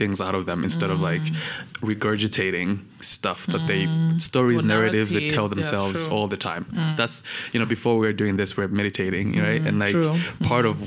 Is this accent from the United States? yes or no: no; Rwanda; also born or lived in Kampala, Uganda; I was born in Uganda, like most Rwandans, you know, my parents had fled. And I was there in Kampala for about 5 years